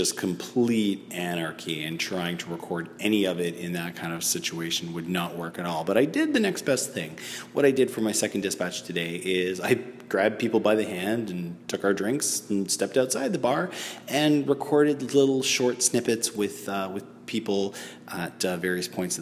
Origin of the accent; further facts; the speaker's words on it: Toronto, Ontario, Canada; my hometown of Toronto, Canada